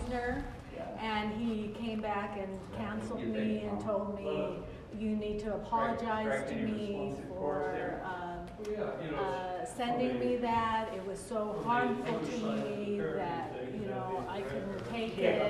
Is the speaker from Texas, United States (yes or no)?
no; Southern California, United States; moved away as an adult; now in Boise, United States; So I grew up in Southern California